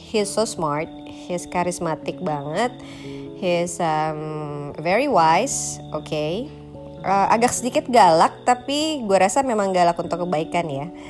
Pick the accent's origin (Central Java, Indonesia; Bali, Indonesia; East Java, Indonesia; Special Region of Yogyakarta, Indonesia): Bali, Indonesia; born there; So uh, gue lahir di Bali.